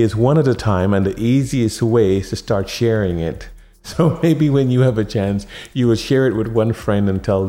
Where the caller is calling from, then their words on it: Houston, Texas, United States; I'm in calling from Houston, Texas today in this podcast.